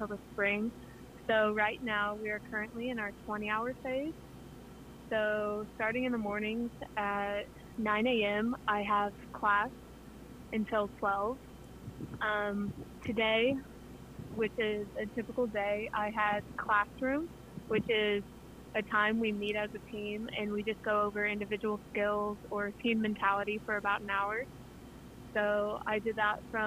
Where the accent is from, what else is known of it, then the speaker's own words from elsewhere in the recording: Butler, Missouri, United States; moved away as an adult; now in Conway, United States; I grew up in Butler, Missouri